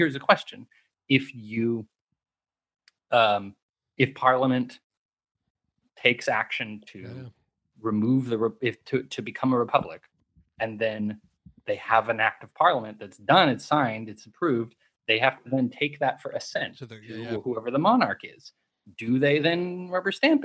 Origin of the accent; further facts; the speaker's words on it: United States; I'm American